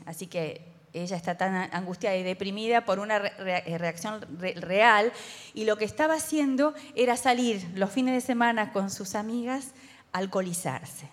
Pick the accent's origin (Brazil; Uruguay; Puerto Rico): Uruguay; como somos los uruguayos